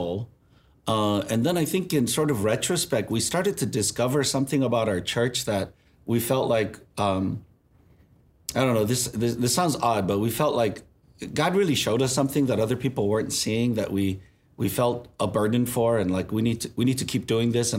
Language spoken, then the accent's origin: English; California, United States; We're from California